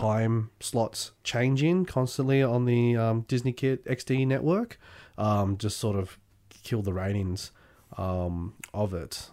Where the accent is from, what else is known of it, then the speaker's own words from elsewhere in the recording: Australia; also born or lived in England; my high school years were down here in Australia.